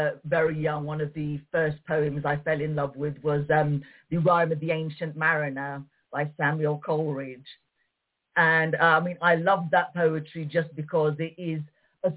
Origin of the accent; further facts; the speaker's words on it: London, United Kingdom; as my parents were Moroccan immigrants and I was born in London. So, I mean, I grew up with a traditional Moroccan upbringing and I speak the language